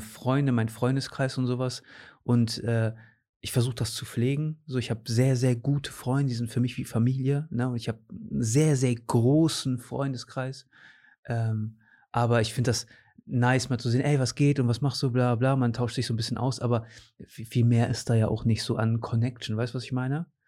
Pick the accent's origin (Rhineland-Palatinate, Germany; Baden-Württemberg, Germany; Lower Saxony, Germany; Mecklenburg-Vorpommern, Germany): Lower Saxony, Germany; Cuxhaven; also born or lived in Portugal / Osnabrück; Ich bin in Cuxhaven sogar geboren. Ich okay. bin hier geboren, war dann mit 13 für drei Jahre weg